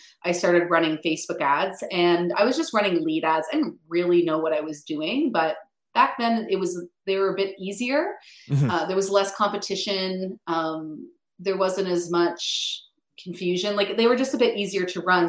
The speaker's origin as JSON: {"language": "English", "town": "Ottawa", "region": "Ontario", "country": "Canada", "tie": "born or raised there", "said": "I actually grew up just outside Ottawa"}